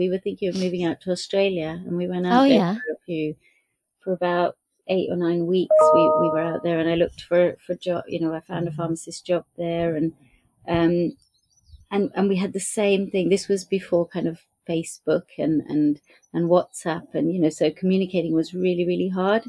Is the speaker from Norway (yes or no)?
yes; Norway; moved away as an adult; also born or lived in Brighton, England; now in United Kingdom; I grew up in Norway, so we used to come to England a lot and during holidays